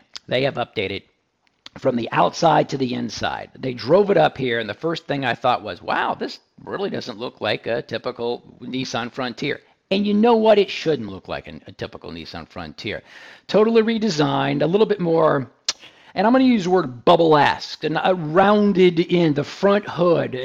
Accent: Houston, Texas, United States; my hometown of Houston.

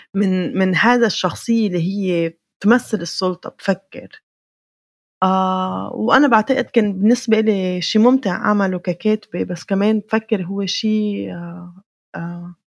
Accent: Beirut, Beirut Governorate, Lebanon; انا ما بعد حالي فلسطينيه لبنانيه انا بعد حالي فلسطينيه من بيروت

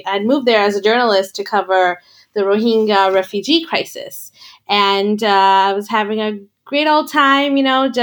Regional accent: New York City, New York, United States; moved away; I'm a New Yorker. I was born and raised here

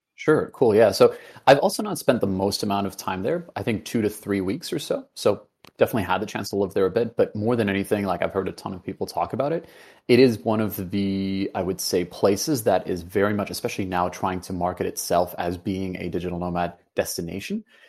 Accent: Venezuela; moved away; I grew up in Venezuela for, for a part of it

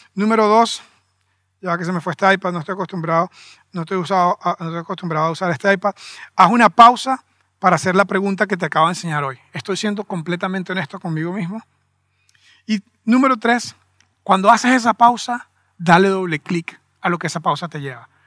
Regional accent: Venezuela; somos venezolanos

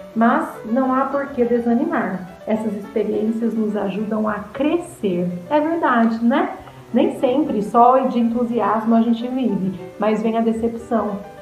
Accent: São José dos Campos, São Paulo, Brazil; sou aqui de São José dos Campos

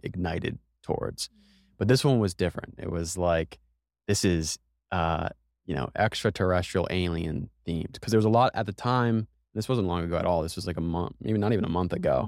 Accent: United States; we're both from America

